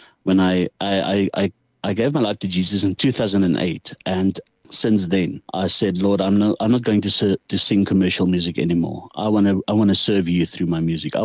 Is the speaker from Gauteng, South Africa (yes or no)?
yes; Pretoria, Gauteng, South Africa; now in Carolina, South Africa; I grew up in Pretoria